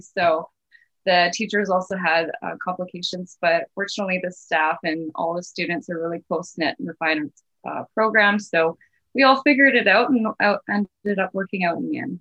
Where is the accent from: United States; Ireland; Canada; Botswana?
Canada; Kamloops, British Columbia; I've been born and raised and lived my whole life in Kamloops, everywhere.